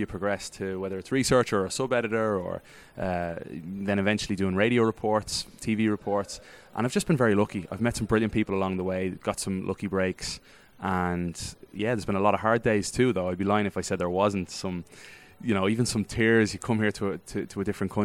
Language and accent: English; Ireland; accent: Irish; now in United States; as an Irish American, but as with an Irish voice